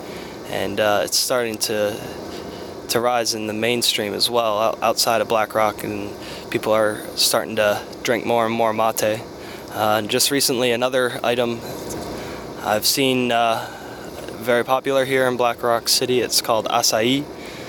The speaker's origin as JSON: {"language": "English", "town": "Meadville", "region": "Pennsylvania", "country": "United States", "tie": "born or raised there", "said": "my hometown, a small town in Meadville, Pennsylvania."}